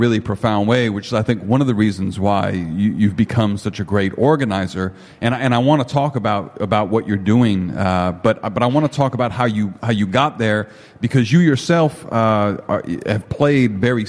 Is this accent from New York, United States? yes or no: no; Chicago, Illinois, United States; And when he found out that I was from Chicago, he introduced me to a friend that we now share in common